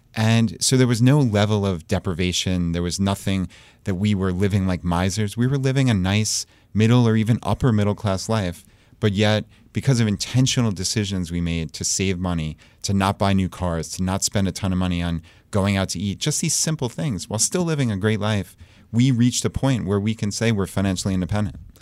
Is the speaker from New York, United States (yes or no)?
yes; Long Island, New York, United States; moved away as an adult; now in Richmond, Virginia, United States; We're from Long Island, New York